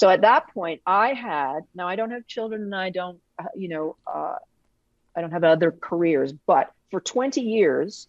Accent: Canada; I'm Canadian

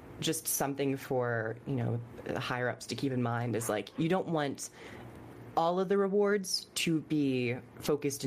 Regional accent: United Kingdom; I'm British

